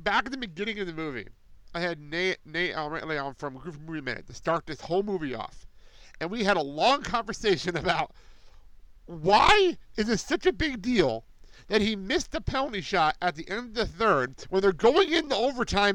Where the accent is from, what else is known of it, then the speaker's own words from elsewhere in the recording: New Jersey, United States; I grew up in Jersey